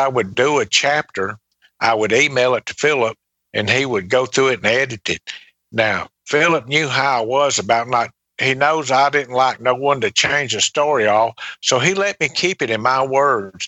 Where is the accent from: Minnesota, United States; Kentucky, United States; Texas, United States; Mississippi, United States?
Mississippi, United States; Laurel; also born or lived in Pascagoula, Mississippi; went back to my hometown, to Laurel